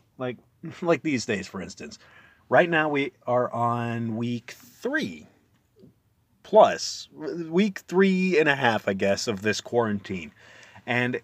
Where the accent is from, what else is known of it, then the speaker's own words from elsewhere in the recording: Lehi, Utah, United States; I'm from a town called Lehi, Utah.